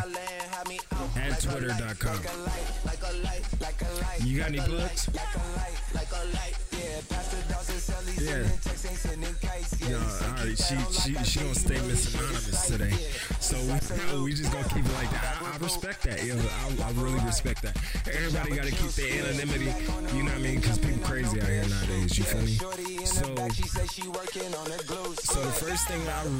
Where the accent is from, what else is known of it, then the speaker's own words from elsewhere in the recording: St. Louis, Missouri, United States; I'm from St. Louis